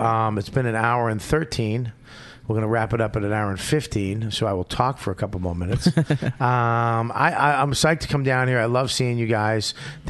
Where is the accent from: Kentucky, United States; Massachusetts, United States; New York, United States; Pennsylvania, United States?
Massachusetts, United States; Boston; I grew up in Boston